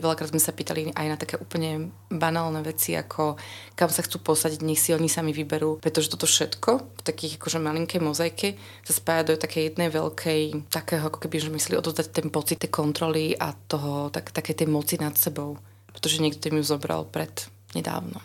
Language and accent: Slovak; Bratislava, Bratislava Region, Slovakia; moved away; ja som z Bratislavy